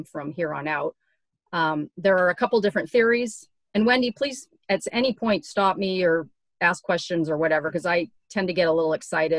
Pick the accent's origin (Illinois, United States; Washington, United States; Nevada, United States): Washington, United States; Seattle; moved away as an adult; also born or lived in Southern California / back east; now in Oregon, United States; I'm from Seattle originally